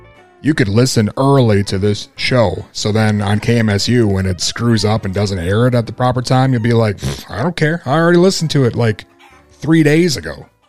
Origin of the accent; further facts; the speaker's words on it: Mankato, Minnesota, United States; You gotta be all fancy, you need two proms and an airport breakfast, because I'm from Mankato?